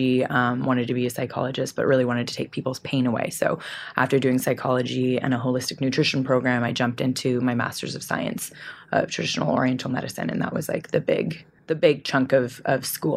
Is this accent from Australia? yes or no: no; Vancouver, British Columbia, Canada; I grew up in Vancouver, Canada, and it is about a 50% Asian population in Vancouver.